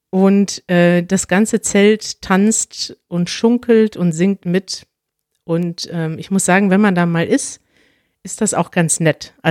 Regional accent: Northern Germany, Germany; Man kommt dann schon nach München als Norddeutscher, kriegt diese riesigen Biere, die einen ja völlig überfordern

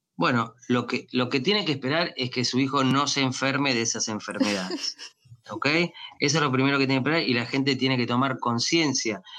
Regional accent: Argentina; moved away as an adult; also born or lived in Miami, United States; now in United States; yo me entrené en mi país, en Argentina

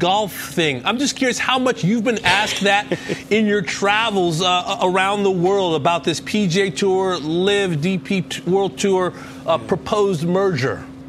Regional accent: Los Angeles, California, United States; I grew up in Van Nuys

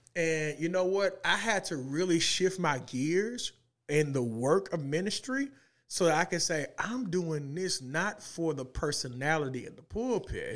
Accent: Little Rock, Arkansas, United States; moved away; I was born and raised in the east side of Little Rock

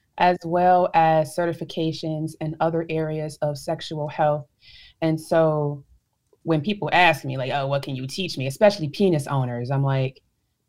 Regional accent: Chicago, Illinois, United States; I'm from Chicago, Illinois

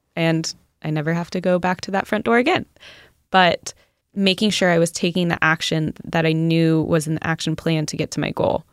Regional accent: Southern California, United States; now in Carlsbad, United States; I grew up in SoCal

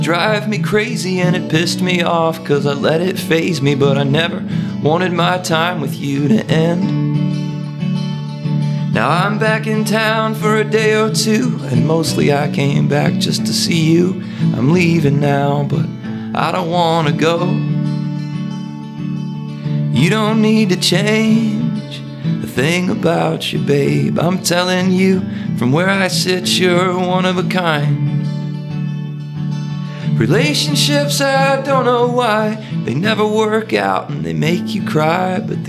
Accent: Mississippi, United States; And by the time we left for college, I realized, oh my God, I'm a hippie from Mississippi.

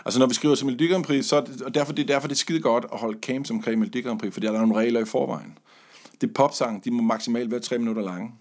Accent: Funen, Southern Denmark, Denmark; har stået i læsen i en radio-tv-butik på Fyn, hvor jeg kommer fra

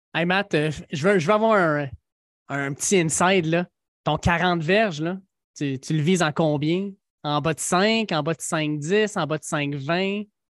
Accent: Quebec, Canada; on est bien des Québécois

